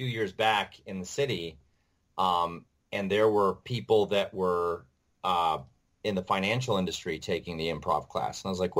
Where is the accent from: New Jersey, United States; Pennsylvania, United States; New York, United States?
New York, United States; Webster; moved away as an adult; also born or lived in Rochester, New York; now in New York City, United States; So I tell people Rochester, but really I'm from Webster.